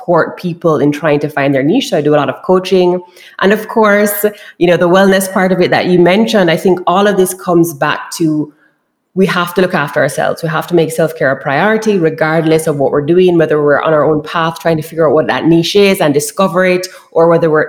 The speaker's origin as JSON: {"language": "English", "town": "Kingston", "country": "Jamaica", "tie": "born or raised there", "said": "I am from Kingston, Jamaica. So that's a part of the island that I'm from and I grew up in."}